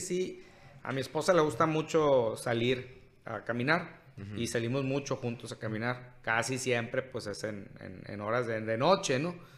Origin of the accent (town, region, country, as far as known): Cajeme, Sonora, Mexico